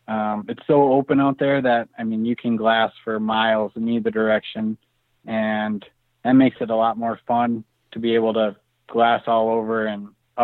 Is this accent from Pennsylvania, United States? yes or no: no; Minnesota, United States; Yeah, so growing up in Minnesota, we just sat in tree stands like everybody else in the Midwest.